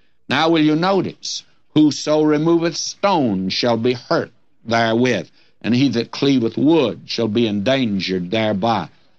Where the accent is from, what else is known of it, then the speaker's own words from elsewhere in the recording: Detroit, Michigan, United States; when I was a young fella growing up in my teens, and I was away from God then, I can tell you that, in Detroit, where we snuck off on Saturday night